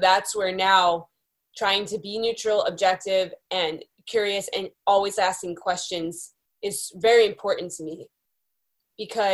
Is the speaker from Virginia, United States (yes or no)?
no; Beverly, Massachusetts, United States; now in California, United States; I grew up in Beverly, Massachusetts, just north of Boston